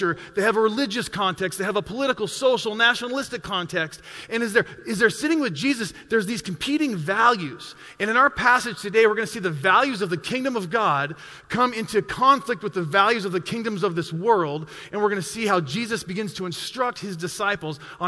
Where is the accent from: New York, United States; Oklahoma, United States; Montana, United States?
Montana, United States; growing up in Montana in the mid-90s